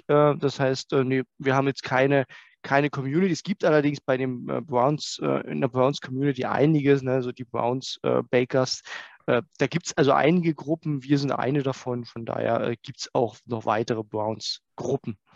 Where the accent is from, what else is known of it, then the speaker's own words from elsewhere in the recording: Saxony, Germany; Ja, ihr habt schon gesagt, Mike, ich komme äh, aus der Nähe von Dresden